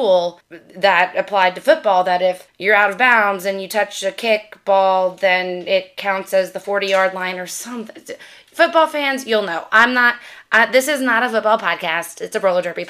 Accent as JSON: {"language": "English", "region": "Louisiana", "country": "United States", "said": "I'm from Louisiana"}